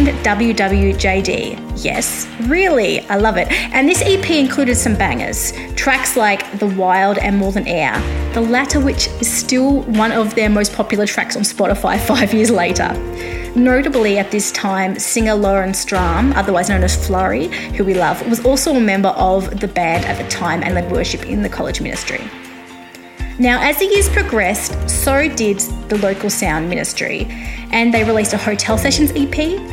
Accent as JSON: {"language": "English", "country": "Australia", "said": "I am an Australian music journalist"}